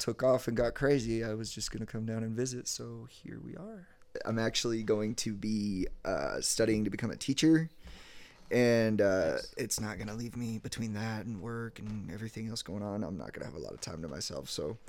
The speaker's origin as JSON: {"language": "English", "region": "New Mexico", "country": "United States", "lives_now": "Dallas-Fort Worth, United States", "said": "I'm from Southern New Mexico originally, then moved to Eastern New Mexico"}